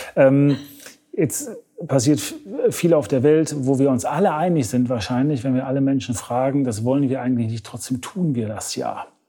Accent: Germany; als Deutscher

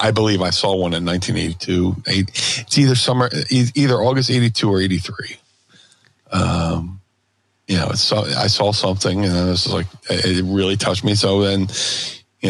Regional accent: Philadelphia, Pennsylvania, United States; I'm from Philly

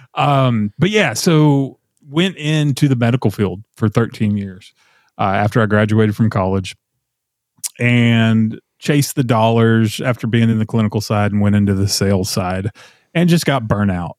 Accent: Nashville, Tennessee, United States; moved away as an adult; also born or lived in Texas; it's still home, you know, it's where I grew up and, you know, I was born in Texas and then we moved to Middle Tennessee when I was in fifth grade and then ended up in Nashville in high school

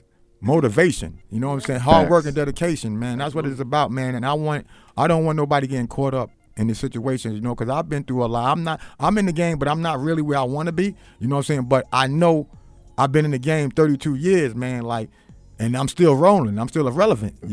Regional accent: New York City, New York, United States; I'm from Queens

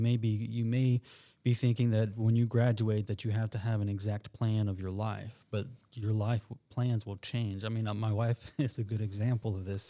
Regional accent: United States; moved away as an adult; I am from Randolph County, but I have been gone for seventeen plus years and then came back about two years ago.

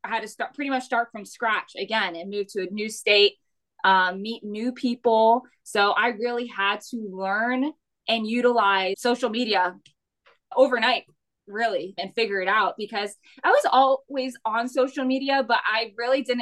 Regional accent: Florida, United States; moved away as an adult; also born or lived in Miami, Florida; now in South Carolina, United States; I grew up in Florida and we moved to South Carolina in 2021

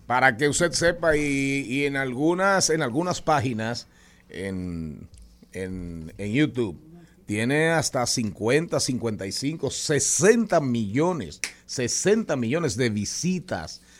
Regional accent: Las Matas de Farfán, San Juan, Dominican Republic; moved away; also born or lived in Santo Domingo / Monte Plata; cuando vine de las matas de Farfán, llegué a la capital

